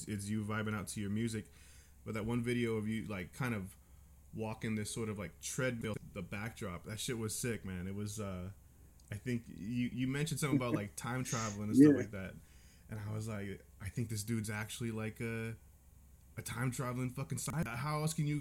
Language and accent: English; California, United States; I'm from California